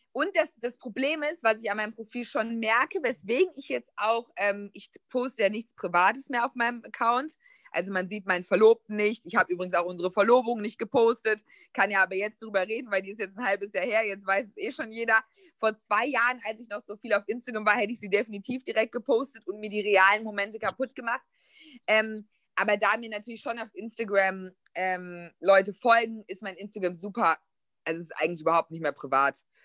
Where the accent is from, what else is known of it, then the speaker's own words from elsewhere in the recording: a village near Düsseldorf, North Rhine-Westphalia, Germany; moved away as an adult; now in Berlin, Germany; ich bin ähm, auf dem Dorf groß geworden, aber ganz, ganz nah an Düsseldorf ran. Und meine ganze Jugend hat sich nur in Düsseldorf abgespielt.